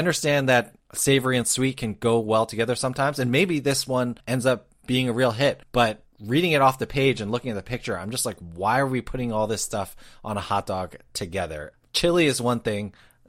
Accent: United States; And I know as an American who is not lactose intolerant

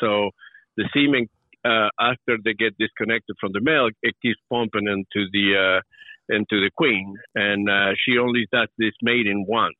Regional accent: Uruguay; now in United States; I grew up in Uruguay, in South America, just a small country right between Argentina and Brazil.

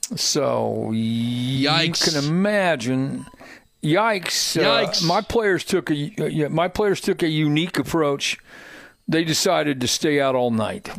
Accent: Hendricks County, Indiana, United States; I grew up in Hendricks County

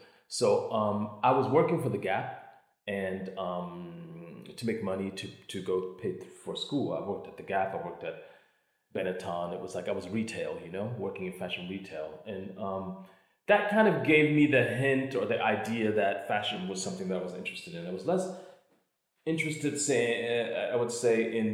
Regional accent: Cleveland, Ohio, United States; moved away as an adult; also born or lived in Columbus, Ohio; now in Milan, Italy; I was born and raised in Cleveland, Ohio

